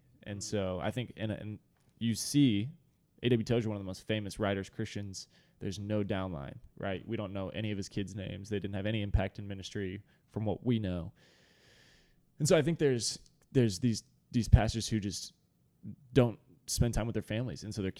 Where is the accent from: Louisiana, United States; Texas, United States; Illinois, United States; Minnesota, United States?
Texas, United States; Dallas; So I was raised in Dallas and got to be a part of Watermark actually since a very young age.